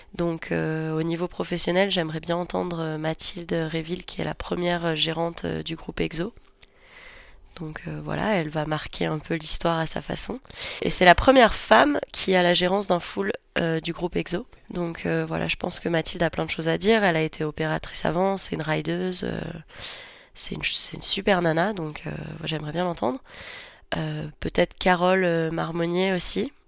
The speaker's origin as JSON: {"language": "French", "town": "Nice", "region": "Provence-Alpes-Côte d'Azur", "country": "France", "moved": "yes", "lives_now": "Savoie, France", "said": "je suis niçoise à la base"}